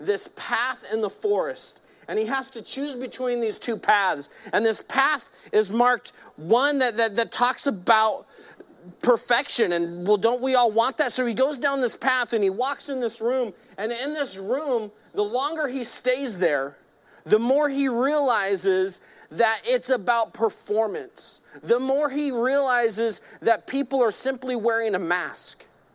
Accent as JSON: {"language": "English", "town": "Modesto", "region": "California", "country": "United States", "tie": "born or raised there", "said": "I grew up here in Modesto"}